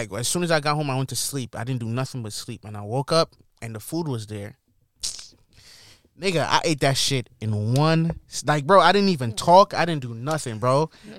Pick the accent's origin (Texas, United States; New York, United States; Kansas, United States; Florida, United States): New York, United States; New York City